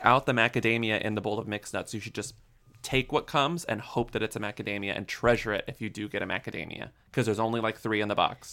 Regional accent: Texas, United States; I'm from Texas

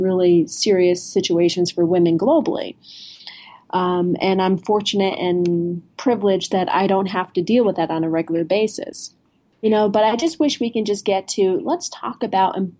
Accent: New Jersey, United States; I'm from New Jersey.

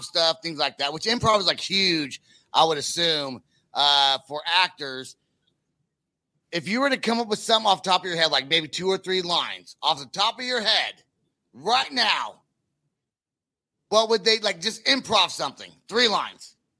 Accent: Northern California, United States; now in Oklahoma, United States; I'm from California. I live in Oklahoma, but I am from, but I'm from Northern California

